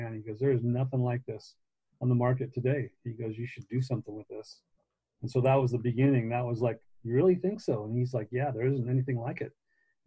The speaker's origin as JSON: {"language": "English", "town": "Long Beach", "region": "California", "country": "United States", "tie": "born or raised there", "said": "I was born and raised in Long Beach"}